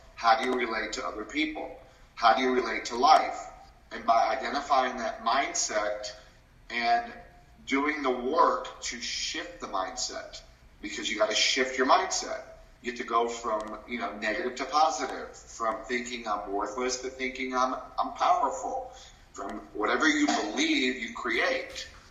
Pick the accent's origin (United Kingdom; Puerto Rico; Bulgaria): Puerto Rico; also born or lived in New York; they moved us to Puerto Rico, where I grew up, a Latin country.